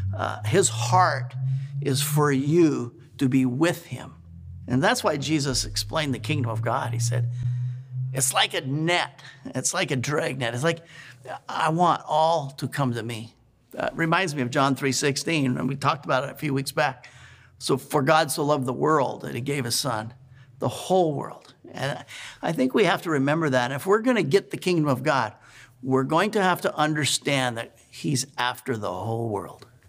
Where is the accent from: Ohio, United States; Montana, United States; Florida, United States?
Montana, United States; now in Oregon, United States; I was raised in Montana